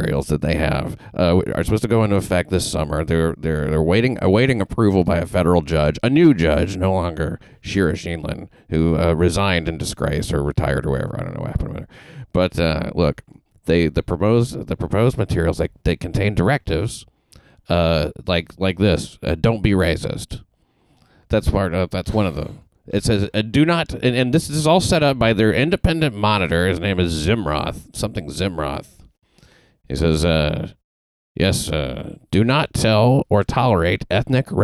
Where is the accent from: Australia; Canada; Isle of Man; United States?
United States; the South; as somebody from the South